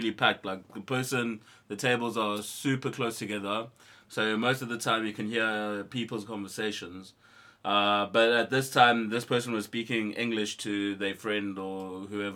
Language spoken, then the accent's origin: English; Eastern Cape, South Africa; moved away; I come from South Africa, actually. Home is home in the Eastern Cape, in the deep boonders of the Xhosa villages.